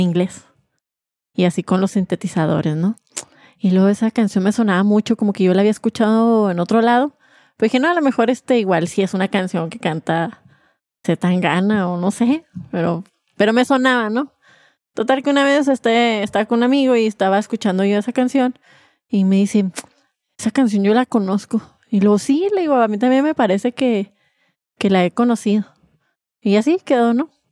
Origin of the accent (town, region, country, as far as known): Mexico